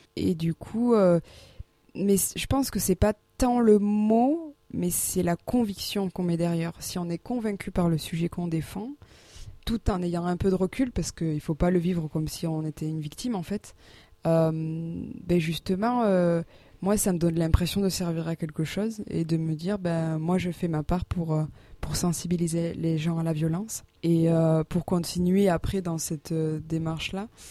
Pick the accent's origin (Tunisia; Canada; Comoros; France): France; Landes, Nouvelle-Aquitaine; moved away as an adult; now in Auch, France; moi je viens des Landes